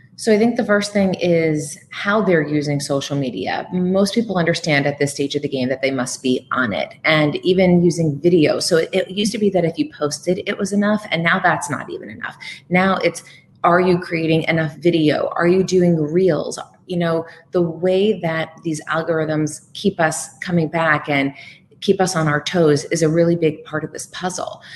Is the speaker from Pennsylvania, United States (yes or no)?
yes; Bethlehem, Pennsylvania, United States; moved away as an adult; also born or lived in New York / Burlington, Vermont; now in Los Angeles, United States; I started at a local edition of CNN Headline News in my hometown of Bethlehem, Pennsylvania